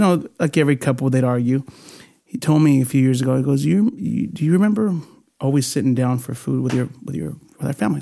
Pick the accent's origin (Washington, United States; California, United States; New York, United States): California, United States; Bakersfield; first language Spanish; also born or lived in Puerto Rico; I came back as a sophomore in high school. Stockdale High School, Mustang